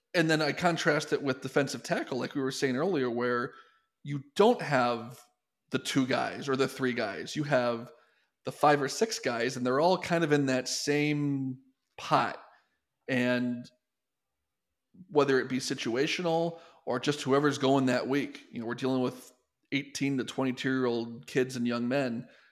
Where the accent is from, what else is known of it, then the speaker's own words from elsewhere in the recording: Detroit, Michigan, United States; my hometown, Detroit